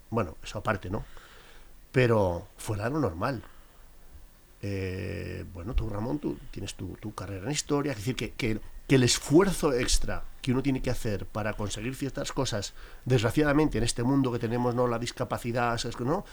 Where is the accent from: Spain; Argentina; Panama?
Spain; La Rioja; moved away as an adult; now in Madrid, Spain; nací en La Rioja, en un pequeño pueblecito y a los 18 años vinimos para Madrid